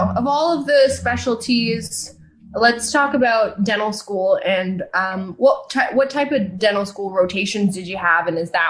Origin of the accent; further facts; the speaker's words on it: Canada; accent: Canadian; I'm Canadian. I say things process. Differently.